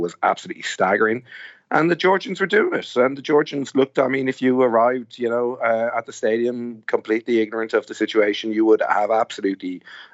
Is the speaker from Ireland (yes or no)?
yes; Ireland; as an Irish person